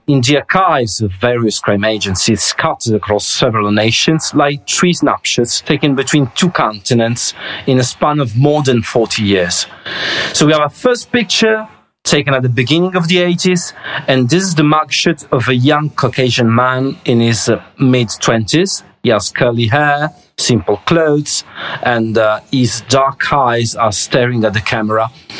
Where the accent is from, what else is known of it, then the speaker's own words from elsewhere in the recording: Reggio Calabria, Calabria, Italy; English is a second language; I'm an Italian journalist. I was born and raised in Calabria, which unfortunately is also the cradle of the Ndrangheta.